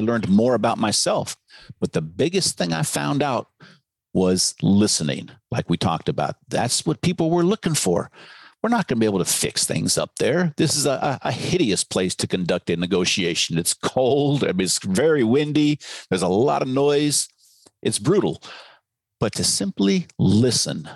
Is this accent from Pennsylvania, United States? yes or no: no; Novato, California, United States; my hometown of uh, Novato, California